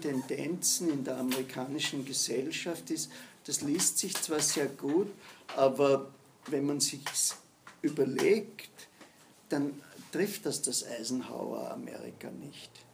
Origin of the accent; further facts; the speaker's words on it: Austria; Sind wir Österreicher